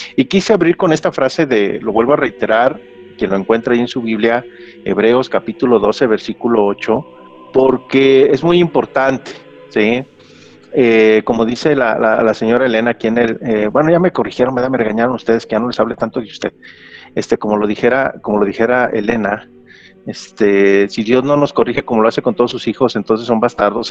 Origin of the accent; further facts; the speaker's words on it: Mexico; aquí en México decimos bien cachetona